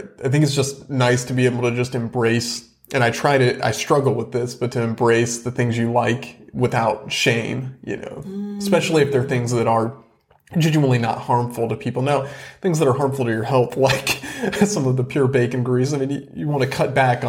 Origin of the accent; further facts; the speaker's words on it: the South, United States; accent: Southern; I've tried to minimize in some respects my Southern root, my roots, my Southern accent.